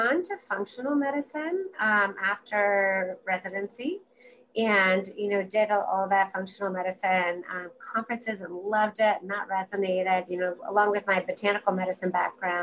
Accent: Virginia, United States; I'm from Virginia, so a very Lyme endemic region

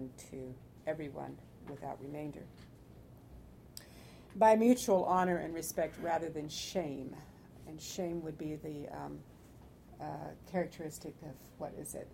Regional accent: California, United States; I grew up in California

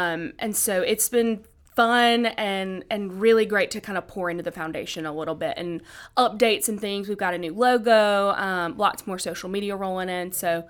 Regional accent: Augusta, Georgia, United States; So being from Augusta, and my brother works out at the National, I grew up watching golf

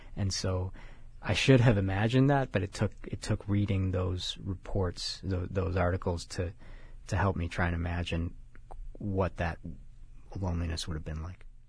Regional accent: Chicago, Illinois, United States; now in California, United States; I'm from Chicago

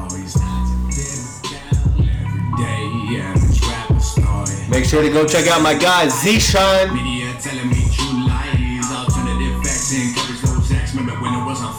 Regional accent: Utah, United States; moved away; I moved away from Utah, like I moved away for like 8 years

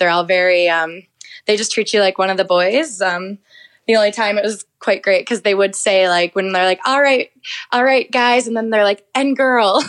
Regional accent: Minnesota, United States; moved away as an adult; also born or lived in Australia; now in Queenstown, New Zealand; I'm from Minnesota in the States. Call it the state of hockey or God's country, one of the two. But yeah, right there. Born and raised

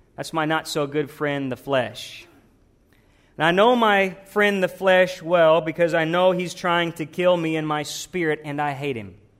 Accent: the South, United States; Growing up in the South

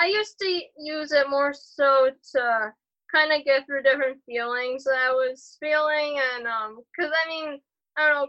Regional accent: Elma, New York, United States; also born or lived in Buffalo, New York; We're from Buffalo, but we really live in Elma, New York, so we're like more in the country

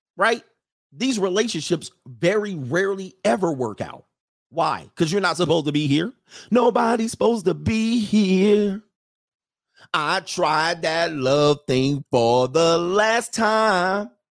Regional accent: California, United States; I'm from California

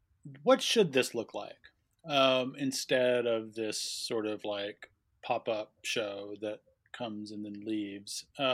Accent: El Paso, Texas, United States; My hometown, by the way.

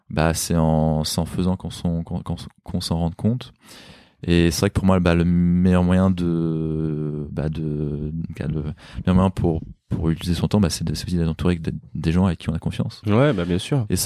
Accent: Paris, Île-de-France, France; Bah, je suis un Parisien, j'ai pas de, j'ai pas de voiture.

